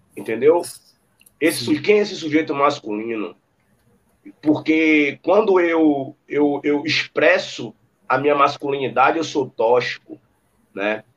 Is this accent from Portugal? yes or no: no; Salvador, Bahia, Brazil; also born or lived in Santa Cruz, Salvador; E com um ano eu vim para cá onde eu moro, em Brotas